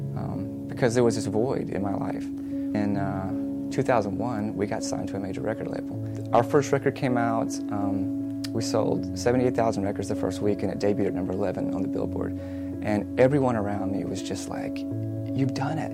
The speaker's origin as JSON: {"language": "English", "town": "Montgomery", "region": "Alabama", "country": "United States", "tie": "born or raised there", "said": "I grew up in Montgomery"}